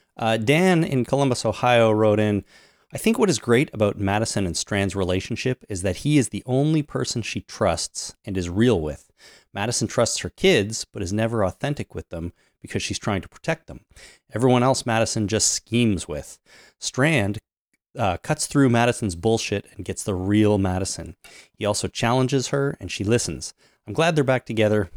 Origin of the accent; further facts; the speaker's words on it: Canada; I'm Canadian